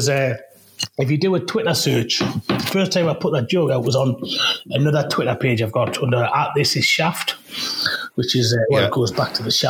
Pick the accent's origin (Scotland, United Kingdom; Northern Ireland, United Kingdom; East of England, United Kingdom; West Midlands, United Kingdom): West Midlands, United Kingdom; Walsall; When I was younger, growing up in Walsall, we didn't have much money.